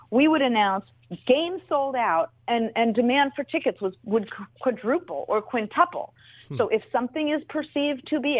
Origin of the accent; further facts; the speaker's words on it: Los Angeles, California, United States; moved away as an adult; also born or lived in Oakland; I grew up in Los Angeles, was in Los Angeles until I opted to move. Um, when Al opted to move the team, I opted to move with the team, and I'm back in Los Angeles now since having left the Raiders.